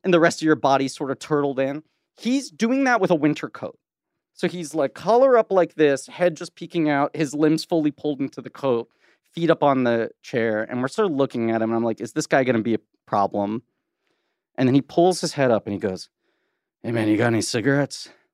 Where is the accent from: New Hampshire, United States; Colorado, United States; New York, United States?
New York, United States; New York City; I grew up in Manhattan